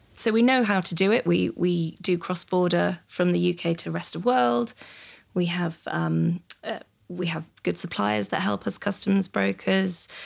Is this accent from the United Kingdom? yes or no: yes; United Kingdom; as a British citizen